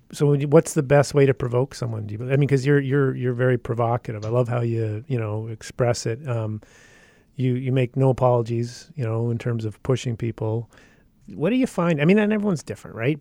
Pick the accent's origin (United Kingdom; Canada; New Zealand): Canada; Yukon; I've originally grew up in the Yukon